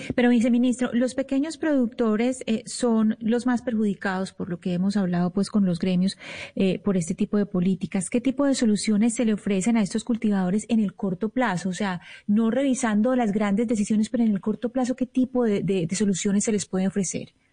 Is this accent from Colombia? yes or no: yes; Colombia; nosotros como colombianos